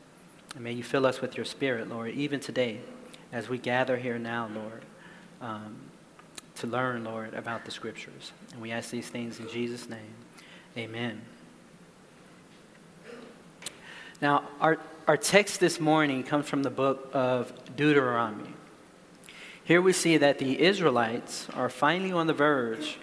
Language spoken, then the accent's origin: English; United States; moved away as an adult; now in Indonesia; I am from America